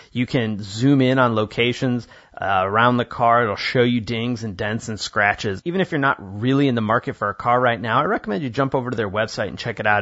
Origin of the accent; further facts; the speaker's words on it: Illinois, United States; I grew up in Illinois